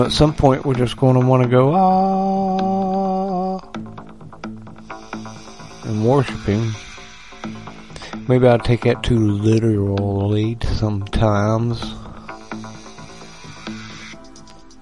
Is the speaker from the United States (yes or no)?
yes; United States; I was raised in America